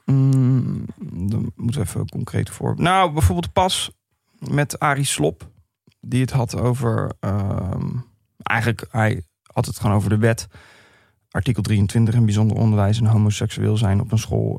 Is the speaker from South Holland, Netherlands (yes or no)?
yes; Vlaardingen, South Holland, Netherlands; ik kwam uit Vlaardingen